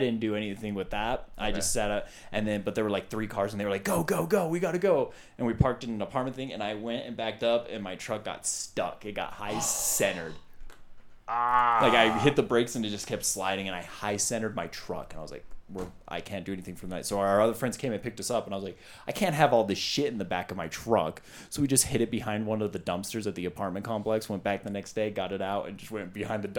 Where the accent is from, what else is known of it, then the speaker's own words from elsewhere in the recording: Utah, United States; We're from Utah.